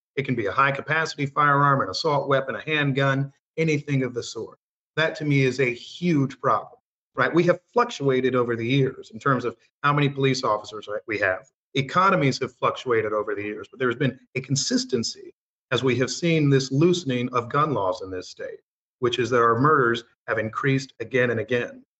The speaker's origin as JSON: {"language": "English", "region": "Missouri", "country": "United States", "tie": "born or raised there", "said": "my home state of Missouri"}